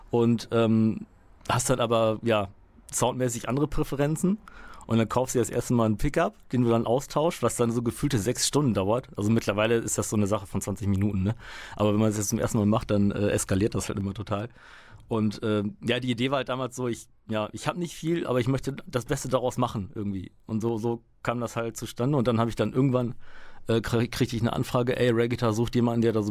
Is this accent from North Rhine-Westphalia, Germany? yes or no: yes; Münster, North Rhine-Westphalia, Germany; also born or lived in Poland; Ich äh, bin gebürtig aus Polen, bin mit fünf, äh, fünf Jahren hier, aber dann tatsächlich direkt nach Münster gekommen.